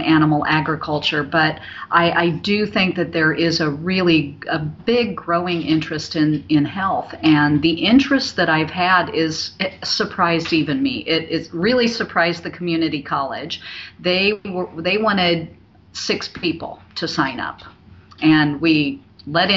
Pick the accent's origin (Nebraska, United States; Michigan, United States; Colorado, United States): Nebraska, United States; Omaha; I'm born and raised in Omaha.